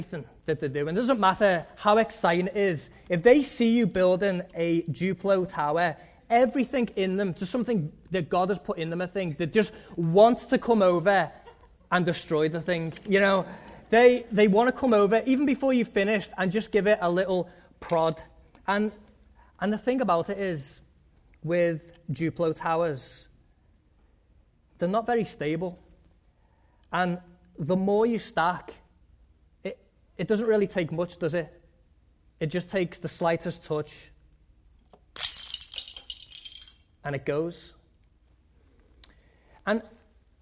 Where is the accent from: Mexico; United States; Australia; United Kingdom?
United Kingdom; England; moved away; When I was growing up in England, we had this backyard that was surrounded by a wooden fence